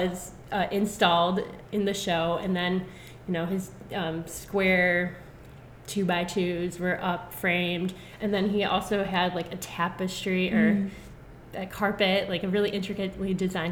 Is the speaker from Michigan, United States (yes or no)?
no; Mentor, Ohio, United States; I grew up in Mentor, which is 30 minutes east of Cleveland.